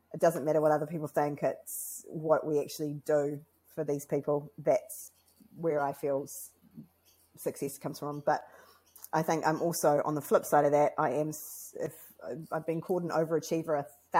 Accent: New Zealand; as a New Zealander, as somebody who came here second

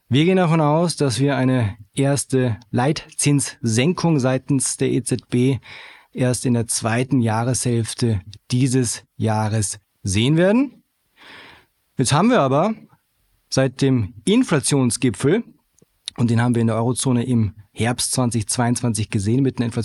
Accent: Germany; moved away as an adult; now in Vienna, Austria; ich bin gebürtiger Deutscher.

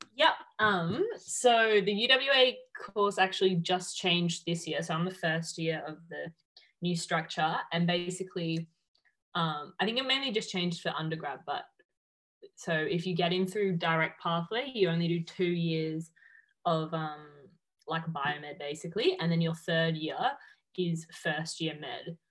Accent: Melbourne, Victoria, Australia; moved away as an adult; now in Perth, Australia; I'm originally from Melbourne and I just moved to Perth um, in January this year

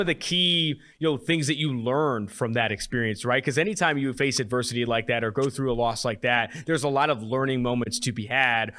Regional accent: Oakland, California, United States; moved away as an adult; also born or lived in San Diego; now in Cincinnati, United States; I am from Oakland, California

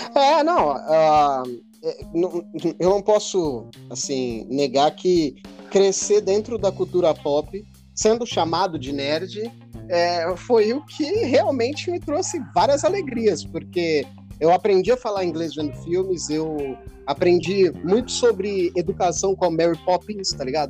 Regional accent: Peruíbe, São Paulo, Brazil; now in Campinas, Brazil; eu, eu, eu cresci em Peruíbe, né? Eu não cresci aqui em Campinas

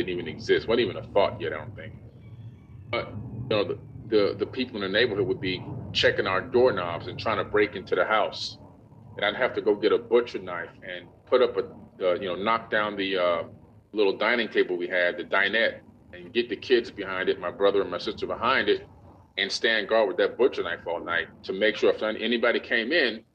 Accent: Opa-locka, Florida, United States; also born or lived in New York; the city that I grew up

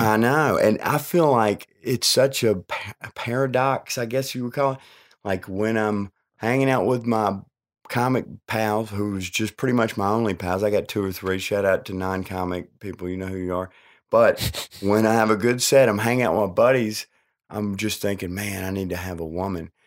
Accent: New Orleans, Louisiana, United States; accent: like Paula Deen; I was born in New Orleans

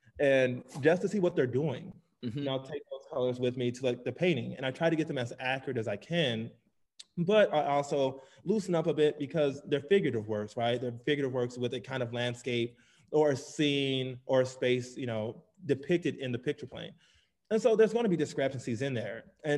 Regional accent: Nigeria; also born or lived in United Kingdom; now in United States; We have two opposing identities, you know, being Nigerian and then, you know, coming to the States. And then, you know, also by way of the UK as well.

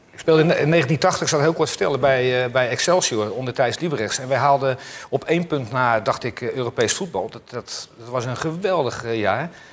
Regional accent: Utrecht, Netherlands; Ik ben geboren in Utrecht

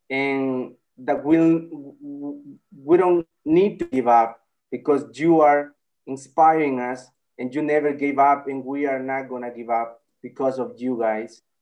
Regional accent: El Salvador; I'm from El Salvador.

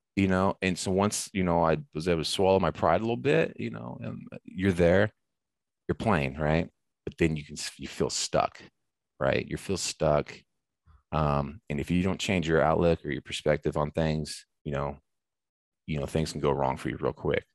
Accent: United States; moved away as an adult; now in Canada; I'm from the States

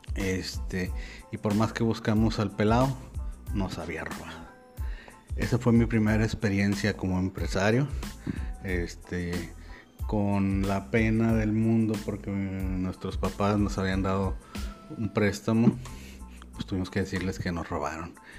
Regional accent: Monterrey, Nuevo León, Mexico; yo soy de Monterrey, México

